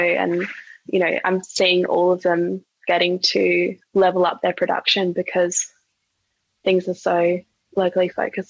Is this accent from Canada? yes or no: no; Australia; someone who's been born and raised in Australia.